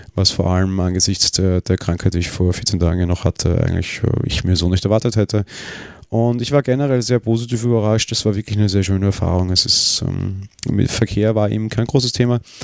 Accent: Vienna, Austria; Wir sind ja beide Wiener

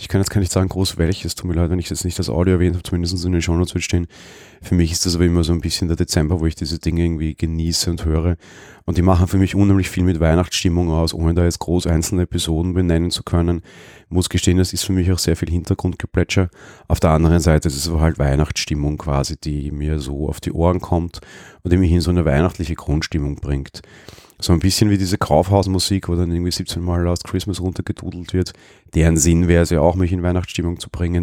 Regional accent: Vienna, Austria; ich als Wiener.

